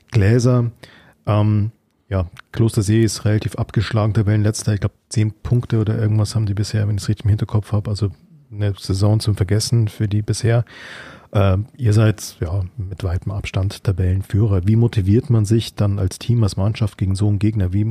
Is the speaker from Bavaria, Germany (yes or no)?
no; Siegburg, North Rhine-Westphalia, Germany; born there; 29 äh, Jahre alt, geboren in Nordrhein-Westfalen, Siegburg.